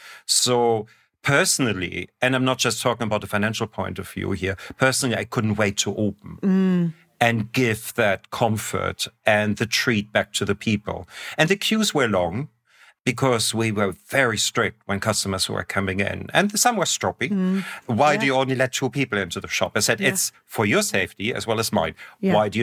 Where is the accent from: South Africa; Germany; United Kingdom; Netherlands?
Germany; I'm coming from the Northern Hemisphere, and from Germany, where it's always minus 10 or 15 in the winter. There's no cacao plant anywhere near there.